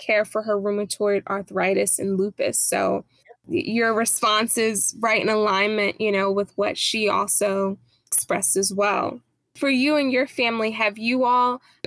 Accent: New York City, New York, United States; I'm from New York City

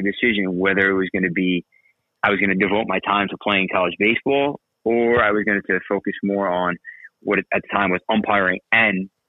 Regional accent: New York City, New York, United States; moved away as an adult; also born or lived in Brooklyn / Staten Island; now in Central Jersey, United States; I lived in Brooklyn until I was about 12. And then I moved to Staten Island, where I've spent, you know, a large portion of my life until I got married. And then now I'm in Central Jersey

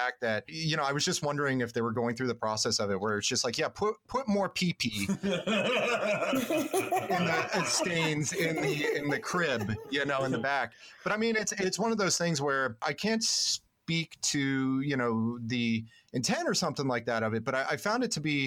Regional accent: Florida, United States; also born or lived in the South; now in Southern California, United States; I'm from Florida originally

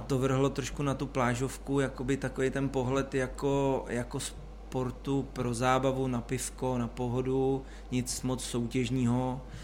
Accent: Cheb, Karlovy Vary Region, Czechia; já jsem z Chebu

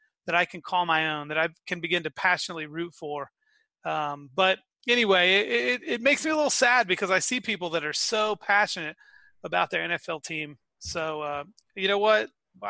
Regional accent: Central Florida, United States; now in North Carolina, United States; I grew up in the Central Florida area near the Tampa Bay Bucks

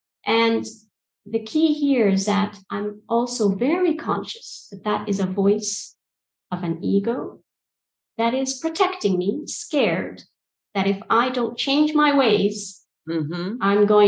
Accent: Egypt; also born or lived in United Kingdom / Saudi Arabia; now in Albania; So calling from Albania, but culturally I'm from Egypt and the UK, and I studied in an American system. So I've got a whole cultural mix that I tend to tap into, born in Saudi Arabia.

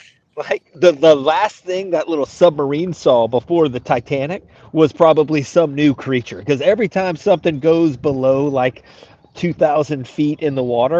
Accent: United Kingdom; accent: British; That's real British. It's not as Australian as I would like, but it's the accent I have.

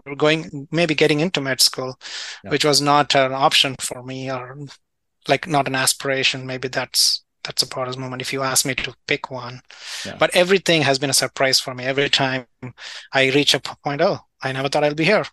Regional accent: India; moved away as an adult; also born or lived in London / Illinois / California; now in United States; I grew up in India

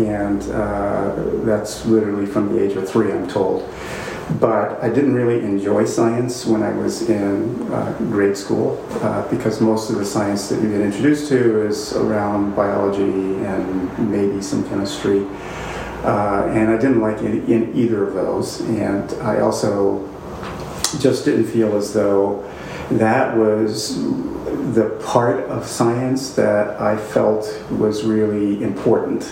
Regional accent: East St. Louis, Illinois, United States; I grew up in East St. Louis, Illinois, which was a city that was sort of 99% African-American

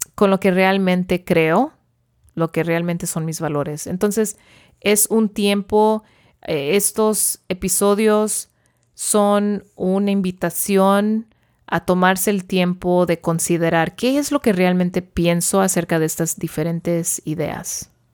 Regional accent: Porterville, California, United States; also born or lived in Davis, California / Los Angeles, California; yo nací en Porterville, viví toda mi vida allí

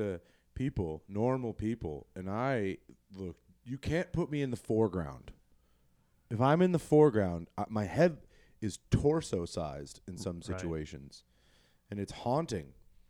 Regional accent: Colorado, United States; moved away; we're not from Denver, but we're from Colorado.

